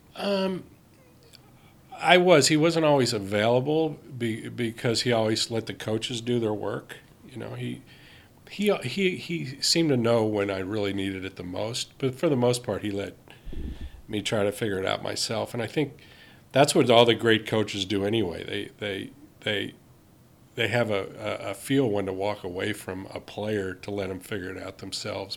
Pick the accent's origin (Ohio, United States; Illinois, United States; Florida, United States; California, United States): Ohio, United States; Cincinnati; I grew up in Cincinnati.